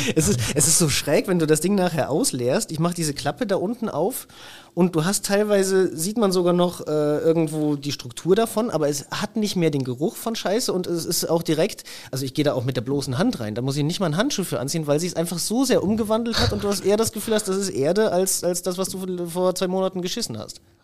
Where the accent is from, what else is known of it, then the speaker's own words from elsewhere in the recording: Germany; also born or lived in Innsbruck, Austria; now in Liguria, Italy; für mich als Deutscher